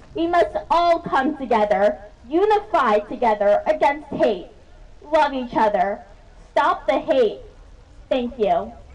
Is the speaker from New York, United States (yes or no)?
yes; New York City, New York, United States; I'm 15 years old and I was born in New York City.